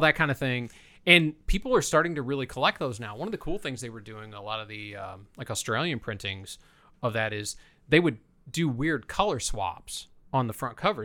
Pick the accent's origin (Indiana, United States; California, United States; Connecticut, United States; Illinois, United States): Indiana, United States; Fort Wayne; also born or lived in Columbia City, Indiana; I was born in Columbia City, which is right outside of Fort Wayne, but I grew up in a little neighborhood outside of Fort Wayne, surrounded by cornfields